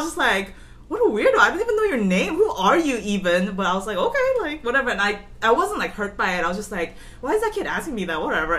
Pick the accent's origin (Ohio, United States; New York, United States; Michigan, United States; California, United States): California, United States; Los Angeles; where are you from? I said Korea, and that's... But then I think back then, under my parents' influence, I just, even though I was born and raised here, I had this like strong mentality that I am Korean